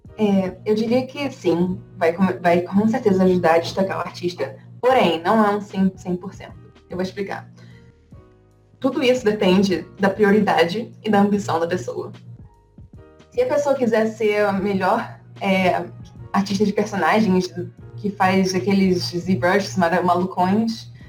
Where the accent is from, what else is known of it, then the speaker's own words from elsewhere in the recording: Rio de Janeiro, Brazil; moved away as an adult; now in United States; eu vim do Rio de Janeiro e na, na, minha época do ensino médio eu decidi que eu ia fazer design gráfico